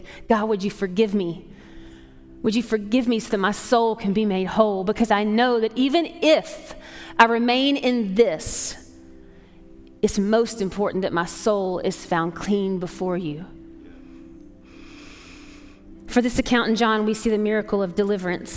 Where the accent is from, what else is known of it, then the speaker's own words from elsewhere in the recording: Atlanta, Georgia, United States; moved away; I grew up in Atlanta